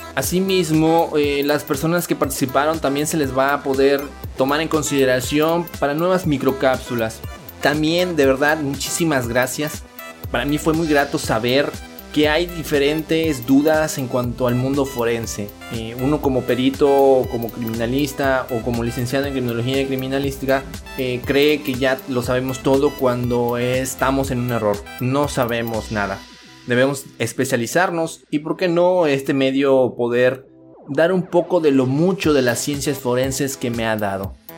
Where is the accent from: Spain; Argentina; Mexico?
Mexico; somos mexicanos. Los mexicanos siempre, siempre salimos adelante